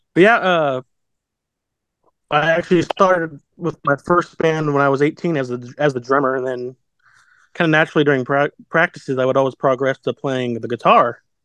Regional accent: Abilene, Kansas, United States; also born or lived in Salina, Kansas; I'm from Abilene, which is 20 minutes east of uh, Salina.

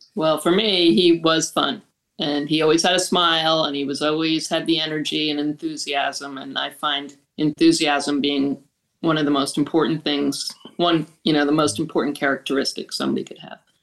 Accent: Long Island, New York, United States; also born or lived in Boston / Florida; I was born in Long Island

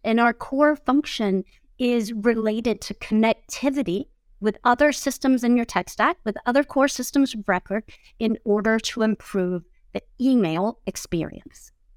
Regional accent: Georgia, United States; I'm from Georgia

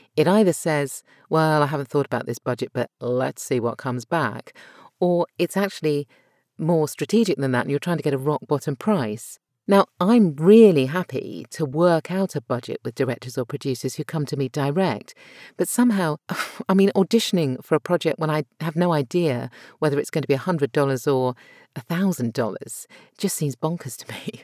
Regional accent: United Kingdom; accent: British RP; My natural accent is British R P

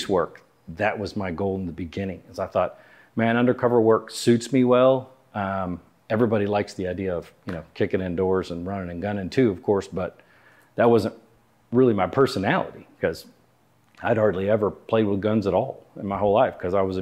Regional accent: Houston, Texas, United States; moved away as an adult; I grew up in Houston

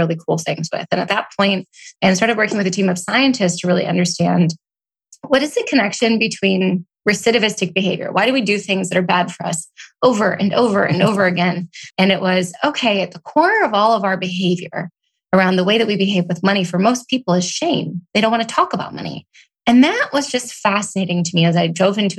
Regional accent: Oregon, United States; moved away as an adult; also born or lived in Portland / Seattle / Austin / New York; I grew up in Oregon

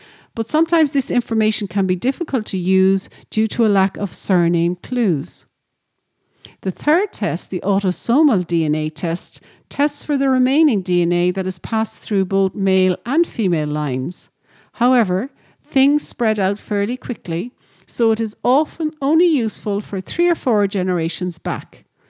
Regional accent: Ireland; being Irish and living in Ireland

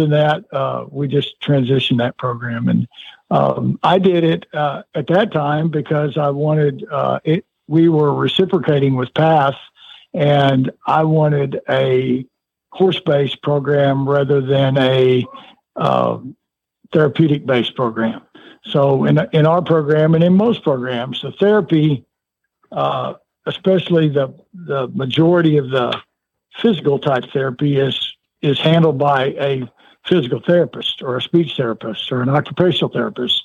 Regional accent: West Texas, United States; I was raised around barns in West Texas.

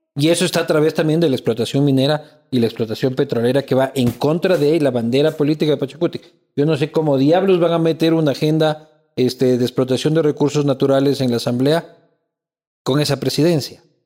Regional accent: Ecuador; como sociedad ecuatoriana

